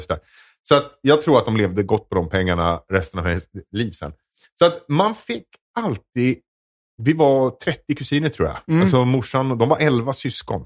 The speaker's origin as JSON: {"language": "Swedish", "town": "Edsbyn", "region": "Gävleborg County", "country": "Sweden", "tie": "born or raised there", "said": "jag är uppväxt i Edsbyn"}